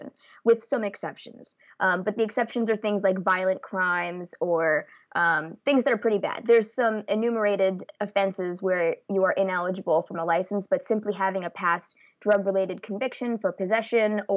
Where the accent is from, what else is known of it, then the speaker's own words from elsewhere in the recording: East Coast, United States; also born or lived in Santa Rosa, California; now in California, United States; I'm originally from the East Coast, but I've lived in California for the past few years